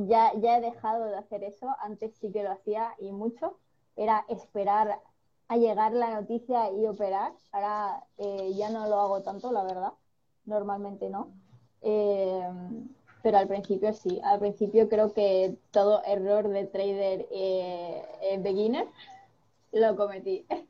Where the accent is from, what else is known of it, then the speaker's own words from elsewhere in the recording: Spain; also born or lived in Sweden; nací en Suecia, pero llevo toda mi vida viviendo aquí en España porque mi padre es español. Y bueno, me he criado aquí básicamente